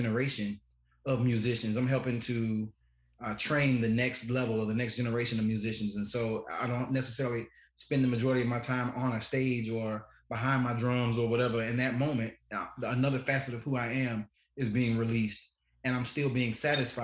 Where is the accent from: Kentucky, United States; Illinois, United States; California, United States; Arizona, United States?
Illinois, United States; Chicago; moved away; also born or lived in Alabama; I grew up not in Alabama. I grew up in Chicago